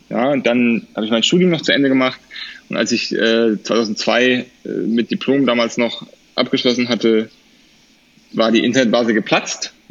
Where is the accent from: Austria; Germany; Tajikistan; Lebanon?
Germany; Erlangen, Bavaria; habe deswegen äh, Zivildienst gemacht an der Kinderklinik in Erlangen, wo ich herkomme.